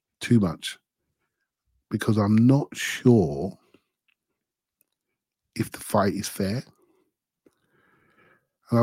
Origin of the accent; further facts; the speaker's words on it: England, United Kingdom; as an English guy